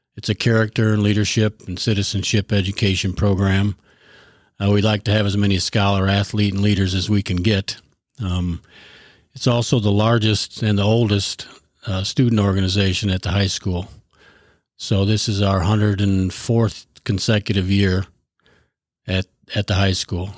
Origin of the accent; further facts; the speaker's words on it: Sterling, Illinois, United States; also born or lived in Chicago; now in Wisconsin, United States; I was, uh, born and raised in Sterling, Illinois, and I've lived in Wisconsin for the past twenty-three years.